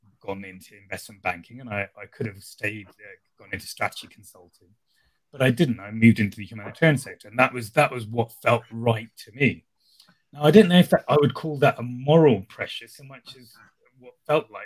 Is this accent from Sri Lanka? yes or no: yes; Sri Lanka; moved away; I grew up in Sri Lanka, so I'd lived through humanitarian crises as a child